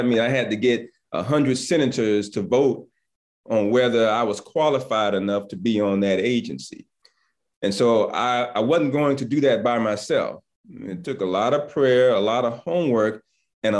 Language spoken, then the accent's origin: English; Aiken, South Carolina, United States; also born or lived in Atlanta, Georgia; I'm from Aiken, South Carolina